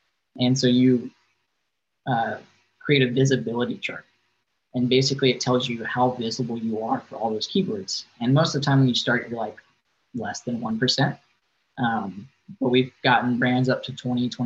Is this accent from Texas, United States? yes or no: no; Virginia, United States; moved away as an adult; now in Arizona, United States; I grew up in Virginia